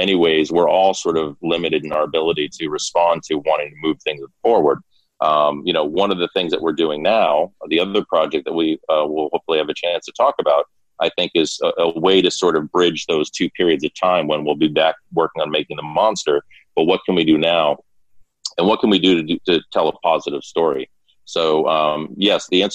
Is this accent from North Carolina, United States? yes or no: no; Martha's Vineyard, Massachusetts, United States; moved away; also born or lived in Brookline, Massachusetts; I grew up on Martha's Vineyard